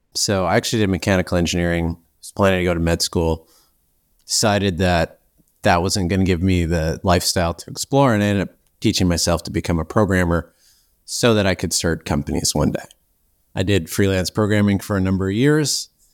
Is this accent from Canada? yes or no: yes; Canada; also born or lived in Victoria, British Columbia; I'm actually Canadian, so I'm on an island near Seattle